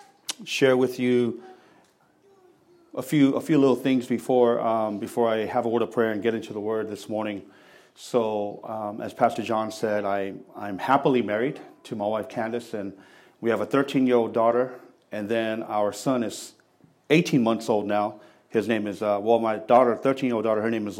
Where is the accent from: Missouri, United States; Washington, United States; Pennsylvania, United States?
Washington, United States; Seattle; also born or lived in San Francisco, California / Tacoma, Washington; I grew up in West Seattle